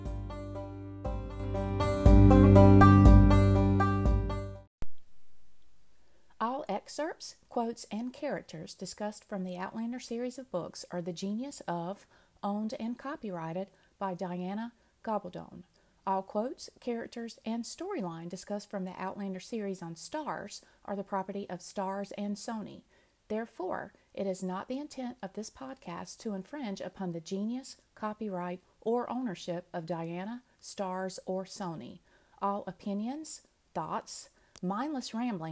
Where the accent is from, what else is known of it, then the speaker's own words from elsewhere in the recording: North Carolina, United States; we're both from North Carolina.